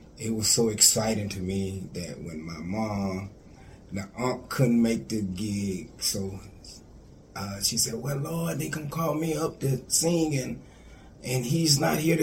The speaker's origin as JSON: {"language": "English", "area": "Texas", "region": "Mississippi", "country": "United States", "said": "I'm from Texas, Mississippi"}